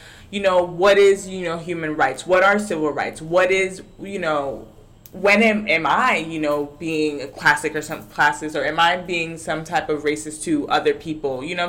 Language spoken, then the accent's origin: English; United States; now in Puerto Rico; I come from the States.